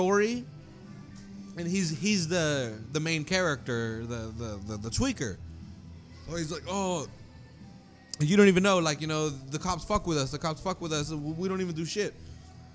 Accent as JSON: {"language": "English", "town": "Salinas", "region": "California", "country": "United States", "tie": "born or raised there", "said": "growing up in Salinas"}